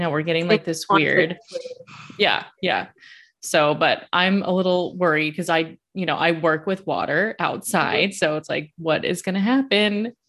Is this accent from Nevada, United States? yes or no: yes; Las Vegas, Nevada, United States; moved away as an adult; also born or lived in upstate New York; now in New York, United States; I'm from Las Vegas. I live in upstate New York now. This is my first winter.